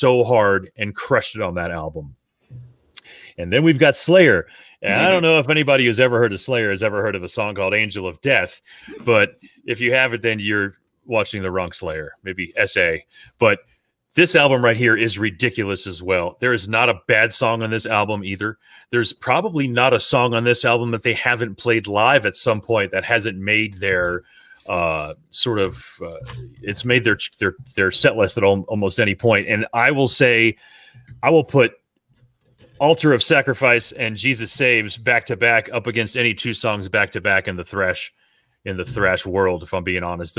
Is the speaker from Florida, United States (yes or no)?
yes; South Florida, United States; growing up in South Florida